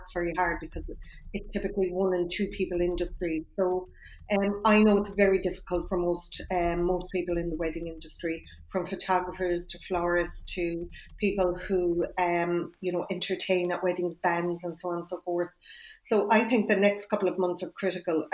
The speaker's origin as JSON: {"language": "English", "country": "Ireland", "said": "as Irish people"}